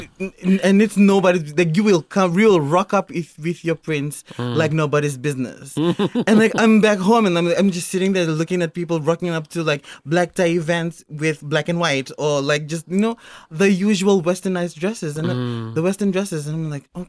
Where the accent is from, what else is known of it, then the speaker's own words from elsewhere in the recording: Suva, Central Division, Fiji; I'm from Fiji